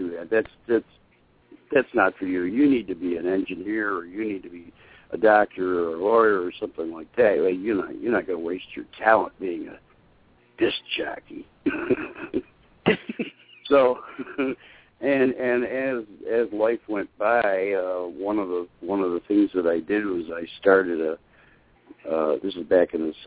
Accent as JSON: {"language": "English", "town": "Syracuse", "region": "New York", "country": "United States", "tie": "born or raised there", "moved": "as an adult", "lives_now": "Kentucky, United States", "said": "I grew up in Syracuse, New York."}